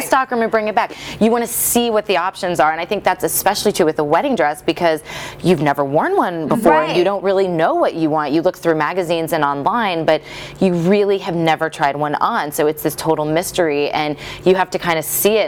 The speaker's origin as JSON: {"language": "English", "region": "Midwest", "country": "United States", "tie": "born or raised there", "moved": "yes", "said": "I grew up in the Midwest"}